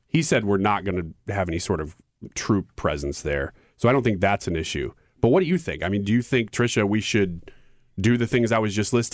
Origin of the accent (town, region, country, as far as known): United States